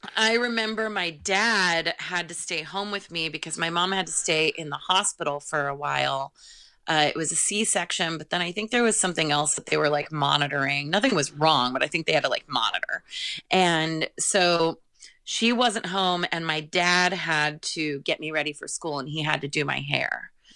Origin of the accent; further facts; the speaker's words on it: California, United States; also born or lived in Monroeville, Pennsylvania / Santa Cruz, California; I'm definitely a California girl, even though I was born in Pennsylvania